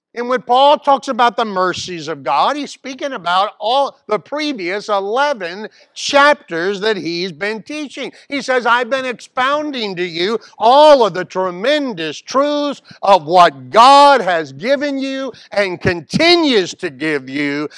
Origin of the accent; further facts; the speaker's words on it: Mobile, Alabama, United States; Here I am from Mobile, Alabama.